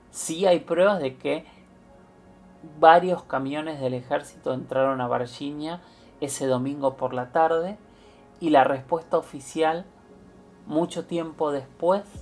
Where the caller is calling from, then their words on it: Quilmes, Buenos Aires Province, Argentina; Hola Héctor, hola Luis. Eh … de Quimes